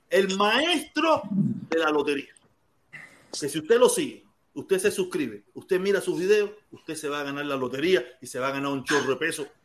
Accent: Cuba; yo soy médico cubano.

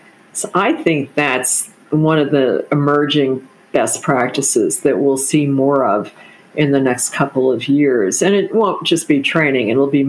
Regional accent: Texas, United States; And as a Texan, you'll appreciate that.

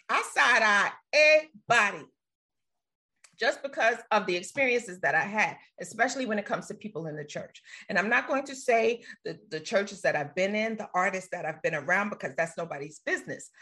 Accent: New York City, New York, United States; growing up in Brooklyn

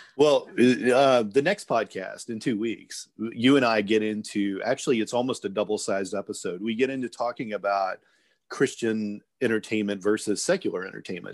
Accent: small town Indiana, United States; small town Indiana, you kind of just went to the church that your parents took you

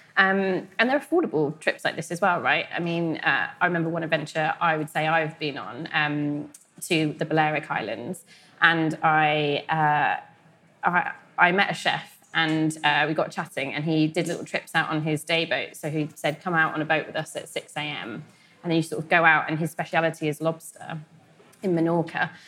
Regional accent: West Country, South West England, United Kingdom; we're both from the West Country

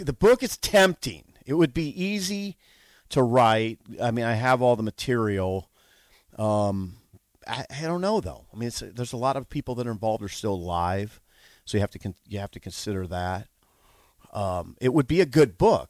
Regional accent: Columbus, Nebraska, United States; moved away as an adult; now in Lincoln, United States; I was from Columbus

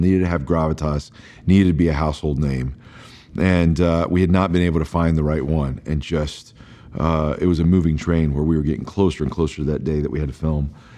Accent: Alabama, United States; we're from Alabama, so we keep it very blue collar

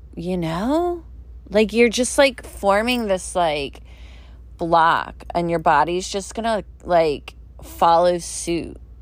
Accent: Philadelphia, Pennsylvania, United States; I grew up in Philly. You go to Philly or South Jersey, we say water. It's W O O D E R

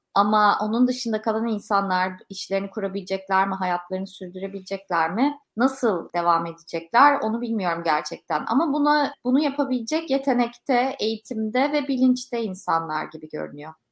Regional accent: Turkey; Kendime de bir Türk olarak eleştirel bakıyorum hep.

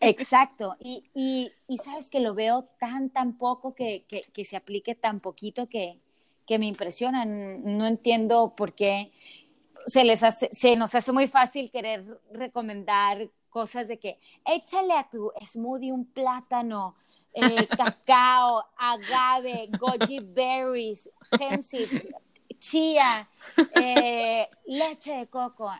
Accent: Sonora, Mexico; me regreso a Sonora, de donde yo soy

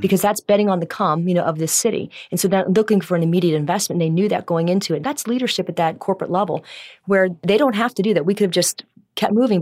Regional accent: Cincinnati, Ohio, United States; also born or lived in Cleveland; I'm from Cincinnati originally

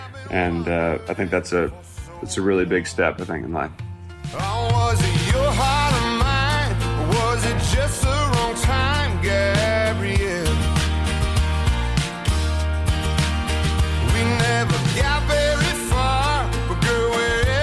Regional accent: Midwest, United States; moved away; my hometown feel of that Midwest flair that I come from.

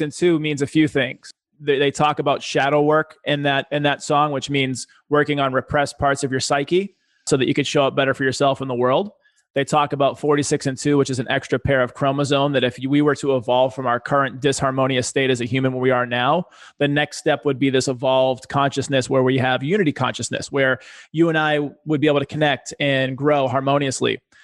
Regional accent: Boston, Massachusetts, United States; I was a poor kid growing up in Boston

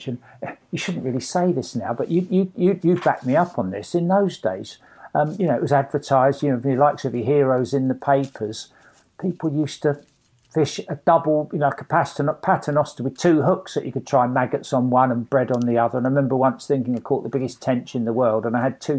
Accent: Hampton Hill, London, United Kingdom; also born or lived in Twickenham; I grew up in Hampton Hill.

